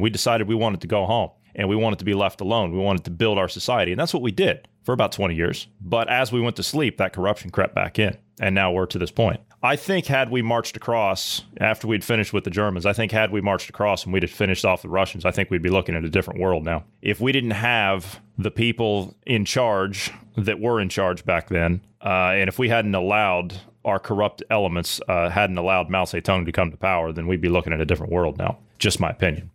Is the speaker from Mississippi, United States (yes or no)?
no; Ohio, United States; my home state of Ohio